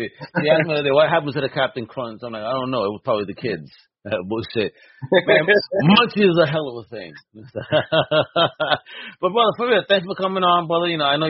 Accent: New York City, New York, United States; born or raised there

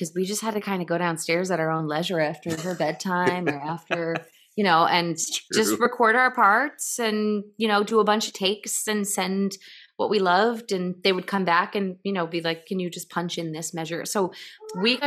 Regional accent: Lower Hudson Valley, New York, United States; I grew up sort of in the Lower Hudson Valley

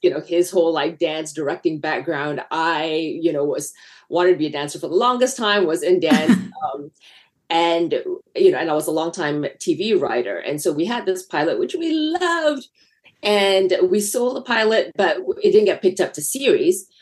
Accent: Malaysia; moved away as an adult; now in United States; I grew up in Malaysia

